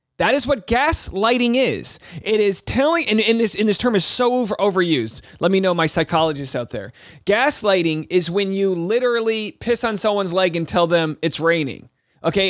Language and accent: English; Rhode Island, United States; I'm from Rhode Island